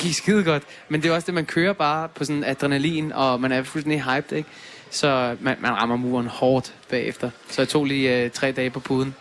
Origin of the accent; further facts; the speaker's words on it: Denmark; jeg er fra Danmark